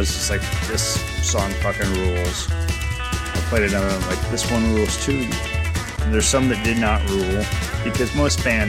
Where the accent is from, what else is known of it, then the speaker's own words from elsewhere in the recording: United States; first language English; my native English, because I am an American, and I have an American skill with foreign languages